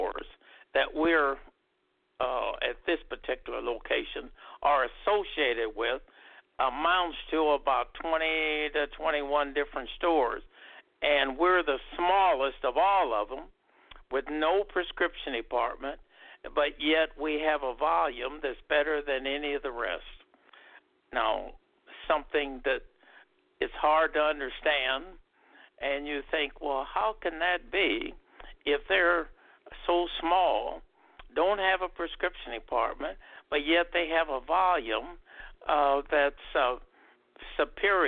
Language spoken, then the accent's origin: English; Omaha, Nebraska, United States; My hometown is Omaha, Nebraska